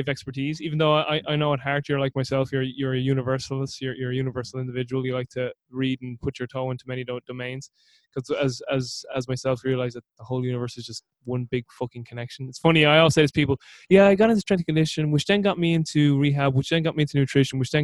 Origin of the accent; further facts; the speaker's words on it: Ireland; You're talking to an Irishman here. Now, I'm an Irishman who doesn't drink